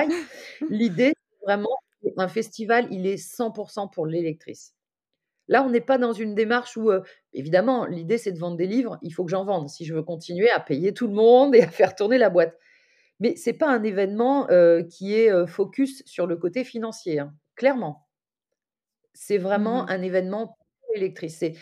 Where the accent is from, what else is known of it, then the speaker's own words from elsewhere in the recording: Lyon, Auvergne-Rhône-Alpes, France; je suis lyonnaise